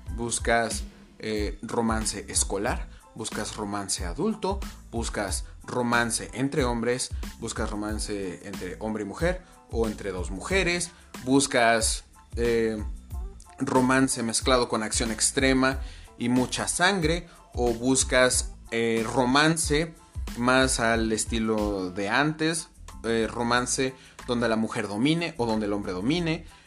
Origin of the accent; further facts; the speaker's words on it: Mexico; Yo vivo en México, fui criado en México